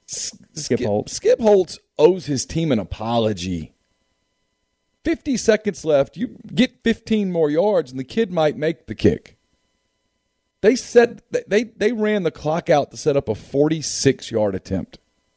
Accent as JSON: {"language": "English", "town": "Ruston", "region": "Louisiana", "country": "United States", "said": "I'm from Ruston"}